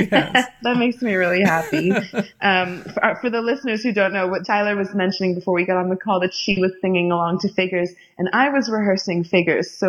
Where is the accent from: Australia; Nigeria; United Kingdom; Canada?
Nigeria; born there; also born or lived in Florida; I was born in Nigeria and I'm Indian, and then we lived in Florida